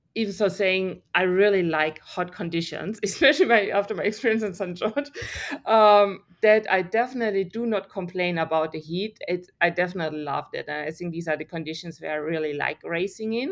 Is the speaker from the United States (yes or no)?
no; Germany; English is a second language; moved away as an adult; now in Australia; I grew up in Germany